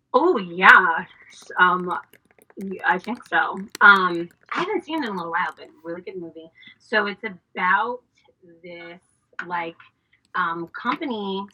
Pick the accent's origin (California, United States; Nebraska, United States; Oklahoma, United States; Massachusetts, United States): Massachusetts, United States; Boston; now in Washington, D.C., United States; I am originally from Boston, Massachusetts